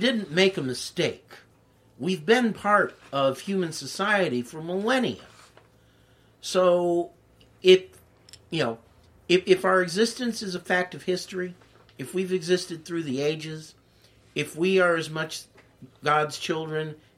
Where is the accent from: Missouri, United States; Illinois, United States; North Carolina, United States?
Missouri, United States; Kansas City; my hometown of Kansas City, Missouri